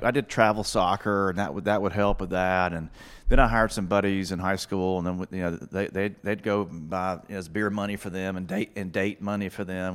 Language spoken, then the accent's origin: English; Florence, Alabama, United States; moved away as an adult; also born or lived in Birmingham, Alabama; North Alabama. I'm from Florence, Alabama